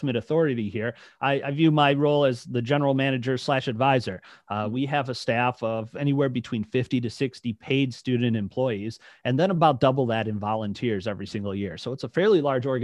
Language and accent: English; Detroit, Michigan, United States; also born or lived in Lake Orion, Michigan; now in Lansing, United States; I'm originally from the Detroit area